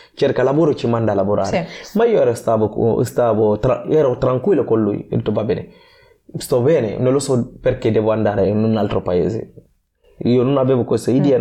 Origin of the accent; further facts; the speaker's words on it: Guinea; Italian is a second language; also born or lived in Gambia / Libya; now in Genoa, Italy; ho deciso di lasciare il mio paese con i miei genitori dove sono nato in Guinea Conakry, sono andato uh, dalla nonna uh, in Gambia